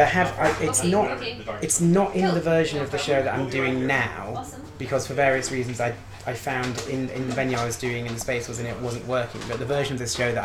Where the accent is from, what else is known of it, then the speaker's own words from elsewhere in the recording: Newcastle upon Tyne, North East England, United Kingdom; I'm from Newcastle